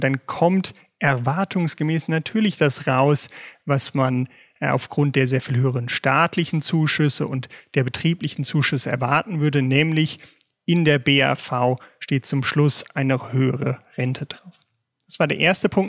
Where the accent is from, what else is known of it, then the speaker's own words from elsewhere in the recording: Germany; bei uns in Deutschland